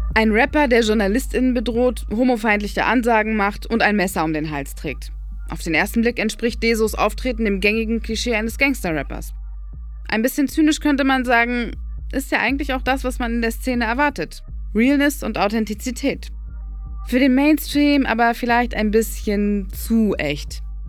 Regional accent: Berlin, Germany; Ich bin in Berlin geboren und aufgewachsen

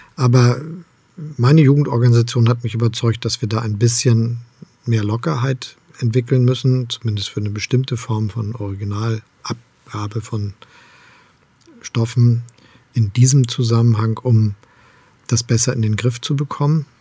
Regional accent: Hamburg, Germany; moved away as an adult; now in Potsdam, Germany; Ich bin gerne in Hamburg aufgewachsen und Bürgermeister gewesen. Jetzt lebe ich in Brandenburg in Potsdam.

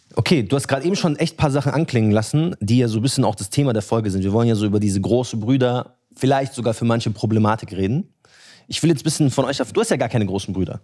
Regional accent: Munich, Bavaria, Germany; ich bin in München aufgewachsen

